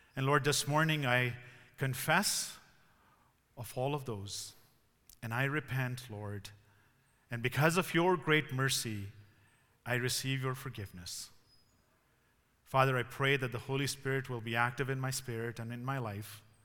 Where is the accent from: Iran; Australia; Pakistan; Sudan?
Pakistan; moved away as an adult; also born or lived in Ontario, Canada; now in Canada; I grew up in Pakistan